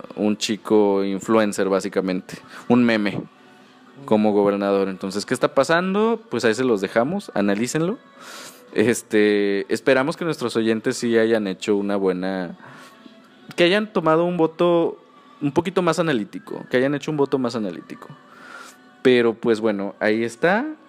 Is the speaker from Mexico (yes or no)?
yes; Mexico